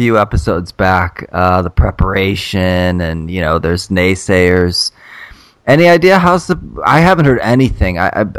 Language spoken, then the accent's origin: English; Cleveland, Ohio, United States; I'm from Cleveland